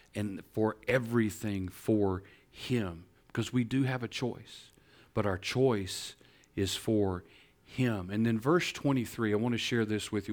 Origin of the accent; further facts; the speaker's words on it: Northeast Texas, United States; I'm from Northeast Texas.